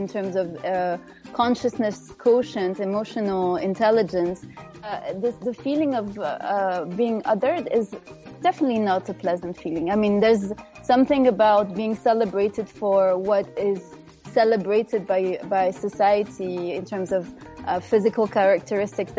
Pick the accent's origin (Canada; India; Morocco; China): Morocco; moved away; growing up in Morocco.